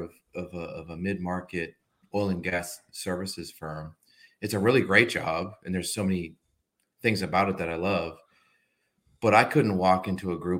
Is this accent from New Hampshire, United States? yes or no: yes; New Hampshire, United States; moved away as an adult; also born or lived in Massachusetts / Washington, D.C.; New Hampshire is where I was raised